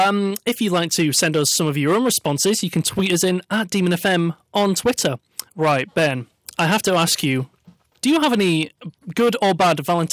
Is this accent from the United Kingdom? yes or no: yes; Yorkshire and the Humber, United Kingdom; As a Yorkshireman, I appreciate the language.